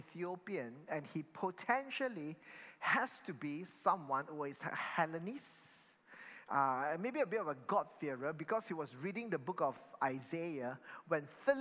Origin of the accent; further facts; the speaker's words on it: Malaysia; I'm Chinese and then I'm in Malaysia. So now I'm Malaysian Chinese